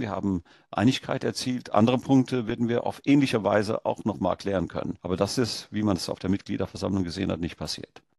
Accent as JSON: {"language": "German", "country": "India", "tie": "born or raised there", "moved": "yes", "lives_now": "Germany", "said": "Ich bin in Deutschland geboren, in Indien aufgewachsen und dann in Deutschland dann wieder berufstätig geworden"}